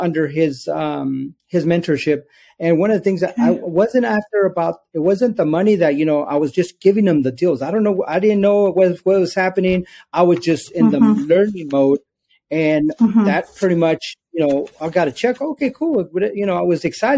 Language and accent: English; Santa Fe Springs, California, United States; also born or lived in Downey; I grew up in Santa Fe Springs. I was born in Downey